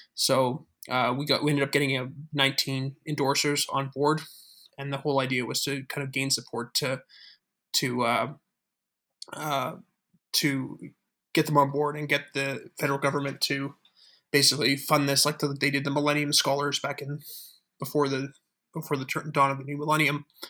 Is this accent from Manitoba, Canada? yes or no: no; Calgary, Alberta, Canada; moved away as an adult; also born or lived in Waterloo, Ontario; I come from Calgary, Alberta